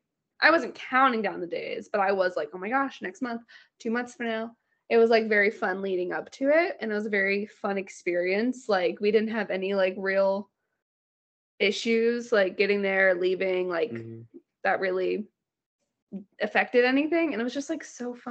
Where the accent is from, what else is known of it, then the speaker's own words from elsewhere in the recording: Florida, United States; now in Georgia, United States; my hometown